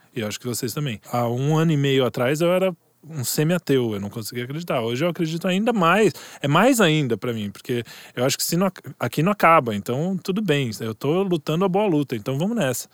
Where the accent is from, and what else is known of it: Brazil